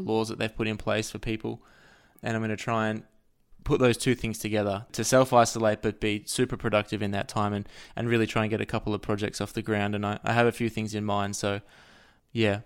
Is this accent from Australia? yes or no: yes; Australia; I'm an Australian person living in Australia